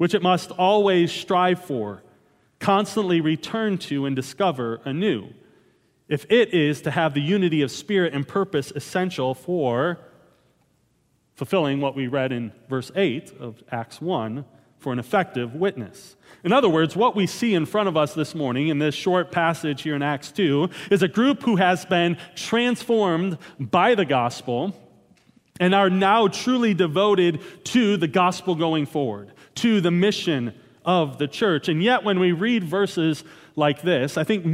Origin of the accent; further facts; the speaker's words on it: Wisconsin, United States; moved away; Growing up in Wisconsin, devotion to a certain football team was a given